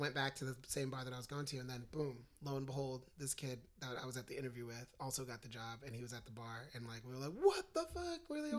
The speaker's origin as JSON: {"language": "English", "country": "Guyana", "tie": "born or raised there", "also_born_or_lived": "Baltimore", "moved": "yes", "lives_now": "United States", "said": "I'm American born here, but I was raised in Guyana. So I grew up in quote unquote third world like conditions."}